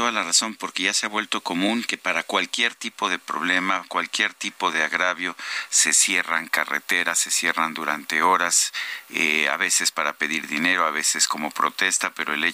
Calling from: Querétaro, Mexico; Felicitaciones, la tragedia de la 4T pasará … desde Querétaro.

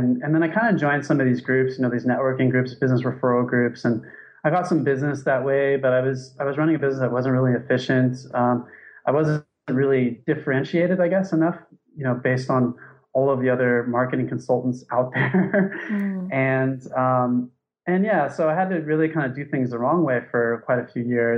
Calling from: Thailand; So I'm calling from Thailand. It's 5:11 here.

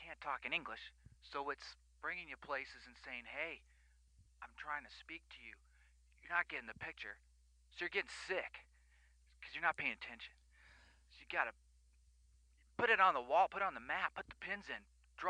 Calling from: San Diego, California, United States; I'm calling from San Diego.

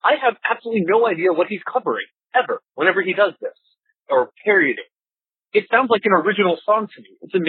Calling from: Seattle, Washington, United States; I'm calling from Seattle

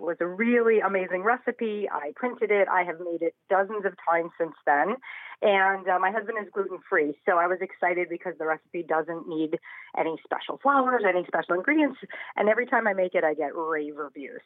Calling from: Portland, Oregon, United States; I am calling from Portland, Oregon

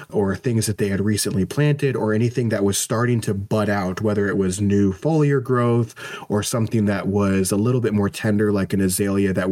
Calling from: St. Louis, Missouri, United States; I'm coming in from the St. Louis area.

